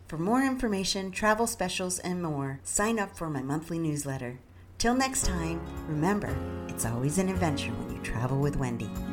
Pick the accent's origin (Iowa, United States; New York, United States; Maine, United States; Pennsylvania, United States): New York, United States; the Adirondacks, Northern; I grew up in Northern New York in the Adirondacks